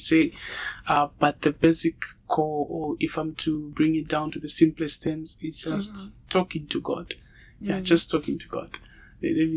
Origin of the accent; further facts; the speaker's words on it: Zambia; moved away as an adult; now in Russia; I'm from Zambia and I'm a medical student here in Russia